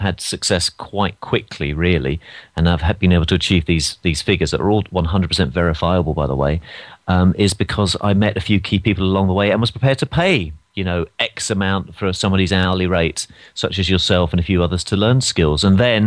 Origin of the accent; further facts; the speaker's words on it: London, United Kingdom; moved away as an adult; now in United States; I'm from London